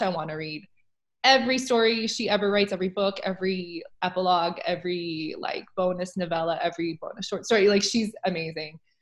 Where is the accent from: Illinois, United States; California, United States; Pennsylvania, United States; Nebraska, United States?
Nebraska, United States; now in Oregon, United States; I used to live in Nebraska for like most of my life